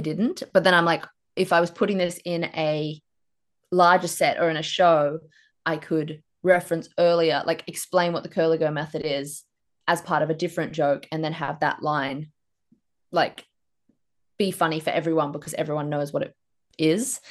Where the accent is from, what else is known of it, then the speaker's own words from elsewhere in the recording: Queensland, Australia; moved away as an adult; also born or lived in Brisbane; now in Melbourne, Australia; I moved down here from Queensland right in time for the pandemic. And because my ra, flatmate and I were from Queensland, we'd never seen a rabbit before